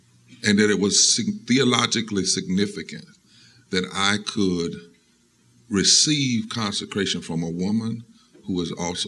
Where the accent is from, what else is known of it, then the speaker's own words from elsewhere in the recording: Eastern North Carolina, United States; we grew up in Eastern North Carolina.